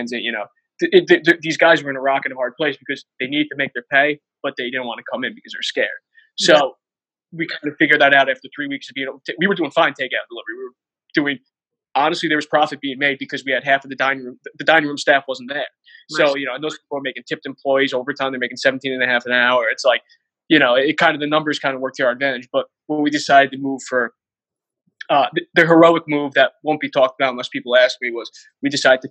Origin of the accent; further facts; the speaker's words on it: Bergen County, New Jersey, United States; now in Weehawken, United States; we're from Bergen County